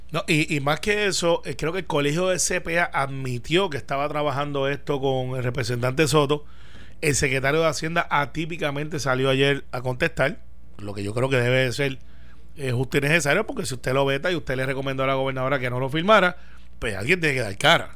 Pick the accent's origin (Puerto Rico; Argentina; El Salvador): Puerto Rico; Guaynabo; Guaynabo, que es mi pueblo